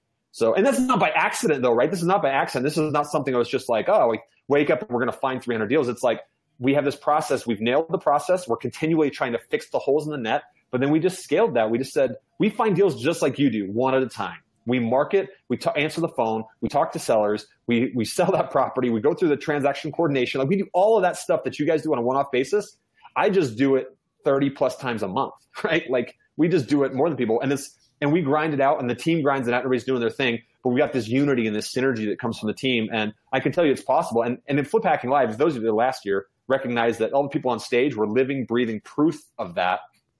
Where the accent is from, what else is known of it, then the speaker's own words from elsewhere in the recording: Georgia, United States; born there; also born or lived in New York / Virginia / Kansas / Germany; I'm an Army brat. I lived all over the United States. I was born in Georgia. I lived in New York, Virginia, Kansas, Germany, landed in Utah. So I've lived all over the place.